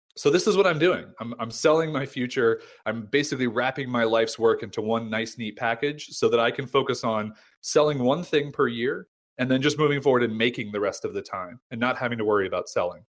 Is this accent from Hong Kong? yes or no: no; United States; also born or lived in San Diego; I'm American